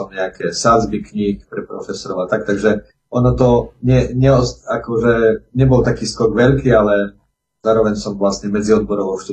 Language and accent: Slovak; Krásnovce, Košice Region, Slovakia; now in Strážske, Slovakia; Narodil som sa v Krasnovciach, krásnej dedinke, možno, že tam niekedy aj chovali krásne ovce, nedaleko Michaloviec, pochádzam z pravoslavnej rodiny a dá sa povedať, že od detstva ma starí rodičia aj rodičia viedli k chrámu